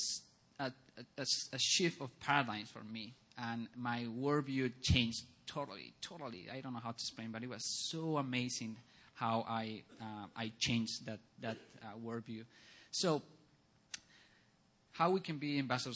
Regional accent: Bolivia; moved away; I grew up in Bolivia

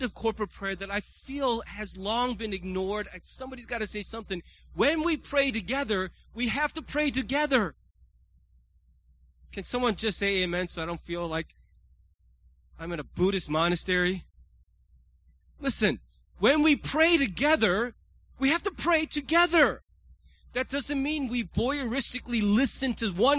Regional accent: United States; as an American

